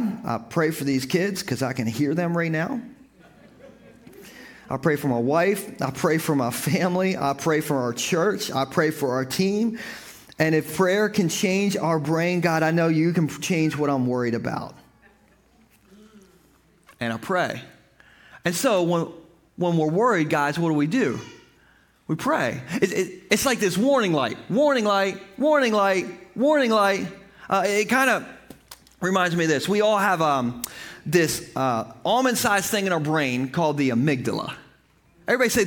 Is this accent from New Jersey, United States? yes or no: no; Gumboro, Delaware, United States; I am from Gumboro